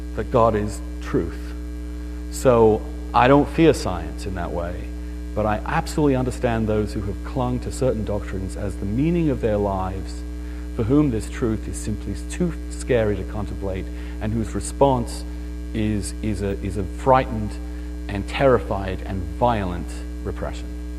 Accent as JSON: {"language": "English", "town": "East Grinstead", "region": "South East England", "country": "United Kingdom", "tie": "born or raised there", "moved": "yes", "said": "my hometown, and it's a beautiful little town in England called East Grinstead"}